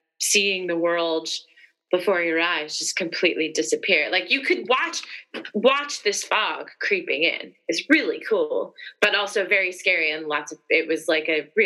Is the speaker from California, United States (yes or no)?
yes; Central Valley, California, United States; now in London, United Kingdom; Certain parts of California, where I grew up in the Central Valley